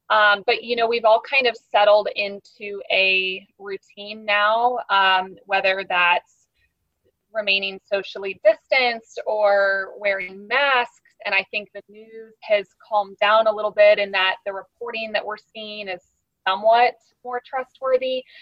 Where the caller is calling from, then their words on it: St. Petersburg, Florida, United States; I'm tuning in from St. Petersburg, Florida, so quite the distance